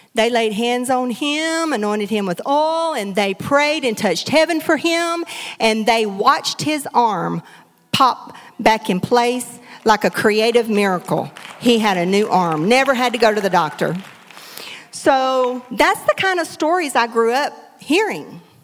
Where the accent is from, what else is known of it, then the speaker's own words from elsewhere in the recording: Hartburg, Texas, United States; now in Beaumont, United States; I grew up in Hartburg